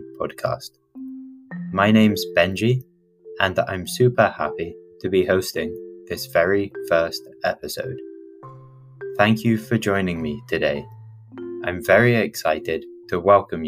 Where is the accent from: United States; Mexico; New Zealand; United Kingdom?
United Kingdom; Oxford, South East England; first language English; moved away as an adult; now in Amsterdam, Netherlands; I come from the United Kingdom, from a city called Oxford.